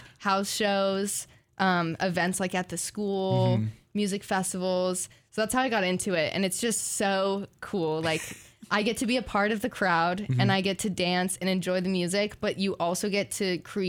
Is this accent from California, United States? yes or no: yes; California, United States; moved away as an adult; now in Corvallis, United States; I'm from California.